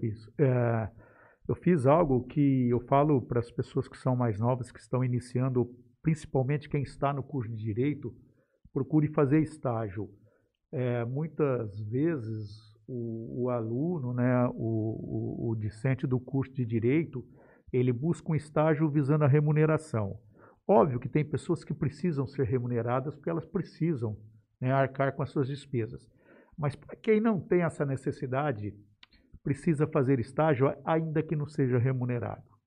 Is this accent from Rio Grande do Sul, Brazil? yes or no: no; Jales, São Paulo, Brazil; eu cresci em Jales, eu vi a, a cidade crescer também